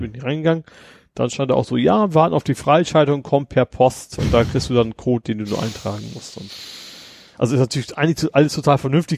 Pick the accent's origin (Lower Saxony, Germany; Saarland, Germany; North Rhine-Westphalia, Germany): Lower Saxony, Germany; Lohne; bei uns in unserem Dörfchen in Lohne